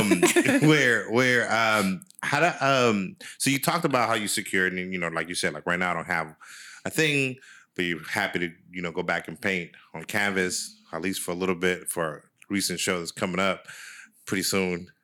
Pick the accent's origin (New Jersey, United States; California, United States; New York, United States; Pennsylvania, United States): California, United States; San Francisco; growing up in San Francisco